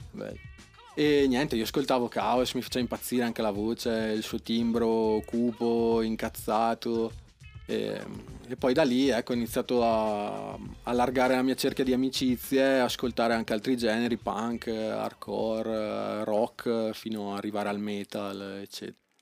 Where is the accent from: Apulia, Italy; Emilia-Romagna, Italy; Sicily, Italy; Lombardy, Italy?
Lombardy, Italy; Bagnolo Mella; Di Brescia, anzi sono di Bagnolo